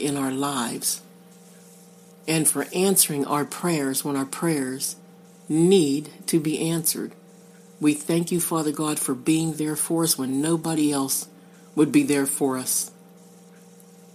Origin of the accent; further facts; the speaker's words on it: Pittsburgh, Pennsylvania, United States; I'm from the Pittsburgh area. In Western Pennsylvania, we say creek.